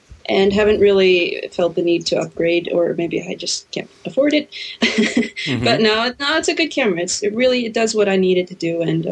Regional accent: Hafnarfjörður, Capital Region, Iceland; English is a second language; I am at the moment I'm in Iceland, in my hometown of Hafnarfjörður.

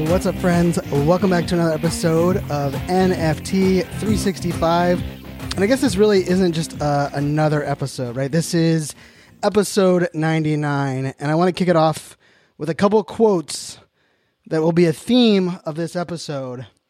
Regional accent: Pittsburgh, Pennsylvania, United States; born and raised in Pittsburgh

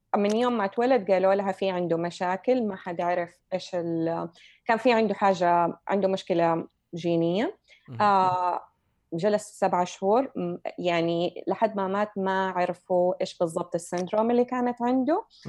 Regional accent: Saudi Arabia; now in United States; عندنا في السعوديه

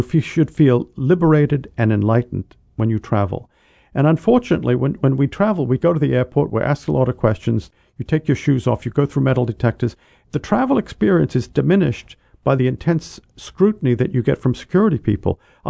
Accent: New England, United States; I come from New England, and people often talk about their pedigree in New England.

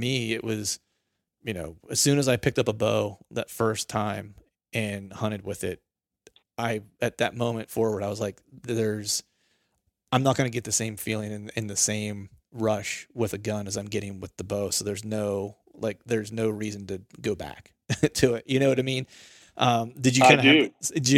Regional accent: Bedford, Pennsylvania, United States; moved away; I grew up similarly in Pennsylvania

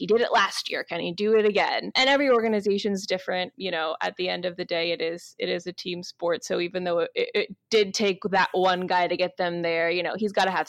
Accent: Florida, United States; moved away; I grew up in Florida. I went to Florida State.

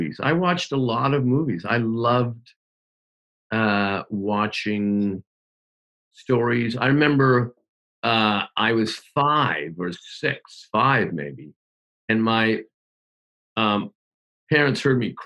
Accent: Hamilton, Ontario, Canada; Growing up in Hamilton, Ontario, Canada

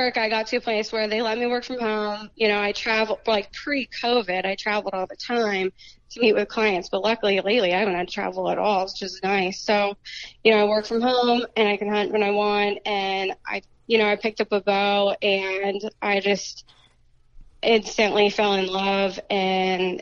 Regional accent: Pennsylvania, United States; I ended up moving back to my hometown and bought a house near my family and the property I grew up hunting and stuff

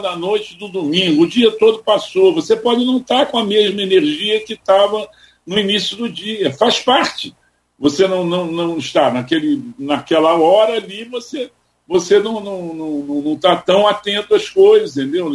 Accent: Rio de Janeiro, Brazil; also born or lived in Teresópolis / Petrópolis; Eu sou carioca e tijucano, entendeu? E nasci aqui no meio de, de escolas de samba

